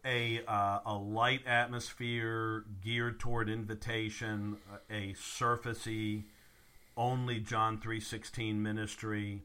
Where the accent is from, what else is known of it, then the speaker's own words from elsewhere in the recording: the South, United States; also born or lived in Virginia; growing up in the South